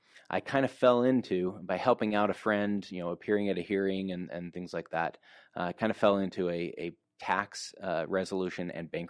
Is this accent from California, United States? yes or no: no; Utah, United States; Okay, well, I grew up here in Utah for the most part. I spent a little bit of time outside of Utah